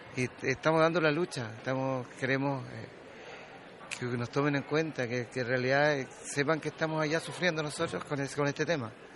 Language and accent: Spanish; Dawson Island, Magallanes, Chile; Yo nací en Isla Dawson. Toda mi gente nació en Isla Dawson